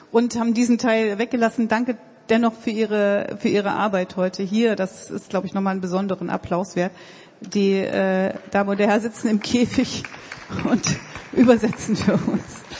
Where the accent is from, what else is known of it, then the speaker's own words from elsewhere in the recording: Gotha, Thuringia, Germany; ich komme aus einem Ort, aus, aus Gotha, wo man auch so ein Sächsisch spricht und äh, ich habe mir das drastisch abgewöhnt